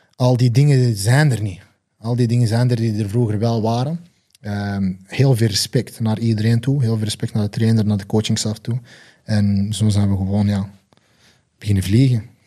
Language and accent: Dutch; Belgium; Ik ben zelf Belg